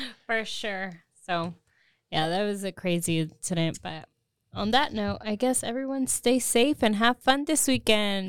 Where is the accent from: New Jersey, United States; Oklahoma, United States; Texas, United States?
Texas, United States; Austin; I grew up in Austin